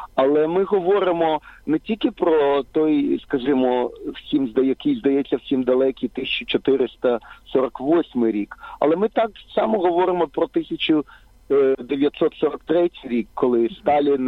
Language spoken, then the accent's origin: Ukrainian; Ukraine; я виріс на окупованій території, в окупованій Україні